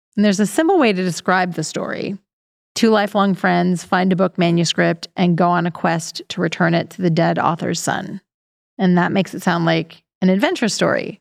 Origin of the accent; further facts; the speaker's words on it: Pennsylvania, United States; my hometown in Pennsylvania